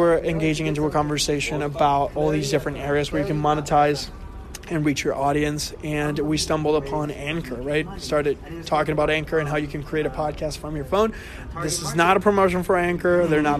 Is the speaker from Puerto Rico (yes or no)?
yes; Puerto Rico; moved away; I'm from Puerto Rico originally